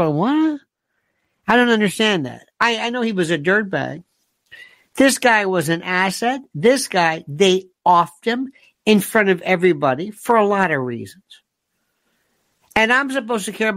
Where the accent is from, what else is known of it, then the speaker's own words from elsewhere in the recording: United States; I'm an American